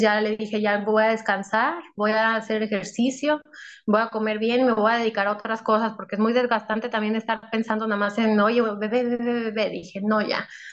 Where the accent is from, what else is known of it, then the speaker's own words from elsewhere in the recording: Monterrey, Nuevo León, Mexico; tengo 33 años, eh, soy de México